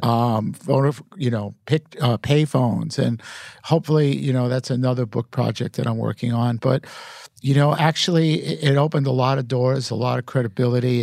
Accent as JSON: {"language": "English", "town": "New York City", "region": "New York", "country": "United States", "tie": "born or raised there", "said": "growing up in Brooklyn in, in that era"}